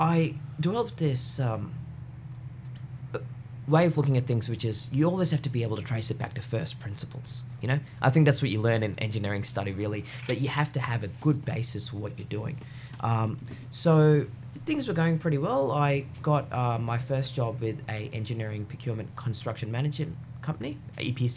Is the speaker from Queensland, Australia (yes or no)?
yes; Brisbane, Queensland, Australia; also born or lived in Wellington, New Zealand / Munich, Germany; after I was in Germany, my parents decided to move to Brisbane, and I've really come to love Brisbane. Yes. You know, I did my primary schooling here